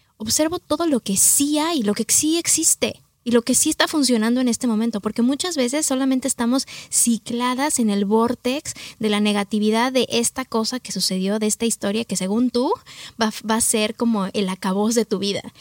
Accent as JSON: {"language": "Spanish", "region": "Mexico City", "country": "Mexico", "also_born_or_lived": "New York", "moved": "as an adult", "said": "mexicana del Distrito Federal. Mi papá es oaxaqueño, mi mamá chilanguita"}